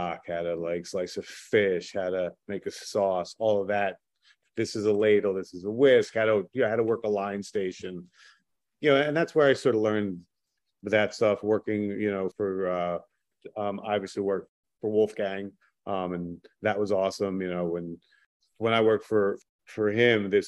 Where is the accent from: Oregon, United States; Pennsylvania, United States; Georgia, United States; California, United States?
Pennsylvania, United States; Philadelphia; also born or lived in Abington, Pennsylvania; I'm from Northeast Abington, but my father's family's from 7th and League. So I was, you know, sort of raised there